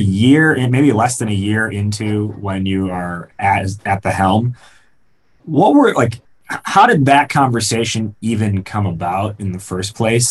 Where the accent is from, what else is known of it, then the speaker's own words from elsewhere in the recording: outside of Chicago, Illinois, United States; I grew up outside of Chicago and I've lived in Chicago since.